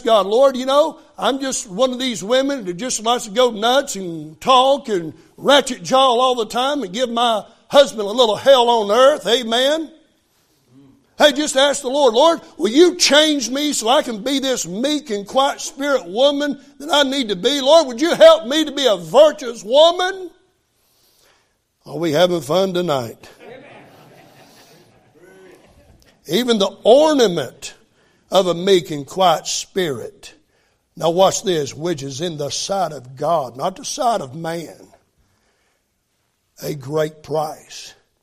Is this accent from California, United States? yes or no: no; West Virginia, United States; I grew up in West Virginia.